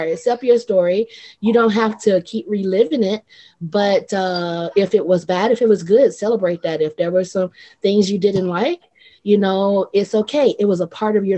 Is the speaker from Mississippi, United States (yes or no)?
yes; Mississippi, United States; moved away as an adult; also born or lived in Atlanta; now in Japan; Mississippi was home. So, you know, I grew up loving family